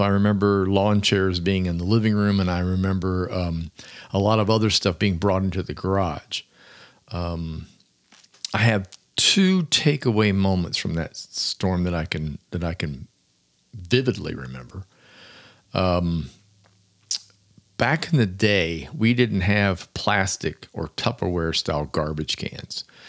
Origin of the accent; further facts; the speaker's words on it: Florida, United States; also born or lived in Williamsburg, Virginia; I was born in Williamsburg, Virginia, and before moving to Florida at the age of five